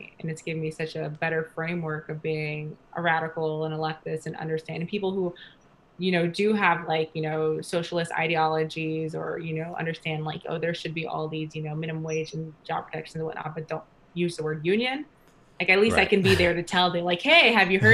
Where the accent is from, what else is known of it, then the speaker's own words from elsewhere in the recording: New York, United States; moved away as an adult; now in Oakland, United States; I'm from New York, born and raised.